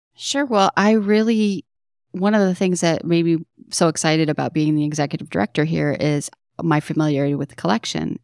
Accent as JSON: {"language": "English", "town": "Detroit", "region": "Michigan", "country": "United States", "tie": "born or raised there", "said": "I grew up in Detroit, in Southwest Detroit, to be more specific"}